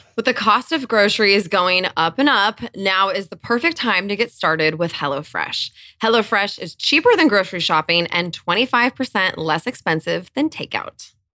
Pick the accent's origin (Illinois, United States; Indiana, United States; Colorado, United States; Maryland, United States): Colorado, United States; I actually was born in Colorado. I grew up in Colorado